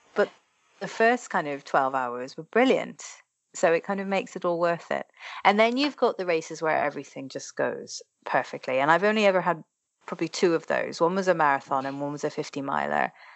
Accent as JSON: {"language": "English", "country": "Ireland", "tie": "born or raised there", "said": "because I grew up in Ireland"}